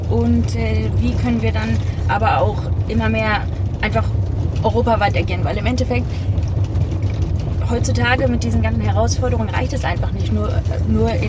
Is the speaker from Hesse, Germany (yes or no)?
no; Hamburg, Germany; ja, ich bin in Hamburg aufgewachsen.